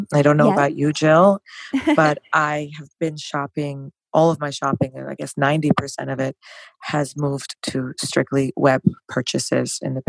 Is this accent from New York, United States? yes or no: yes; New York, United States; So I'm from New York. It would have to be authentic.